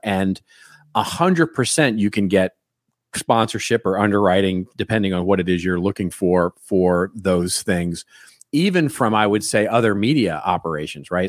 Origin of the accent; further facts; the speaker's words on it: Dallas, Texas, United States; moved away; I'm from Dallas originally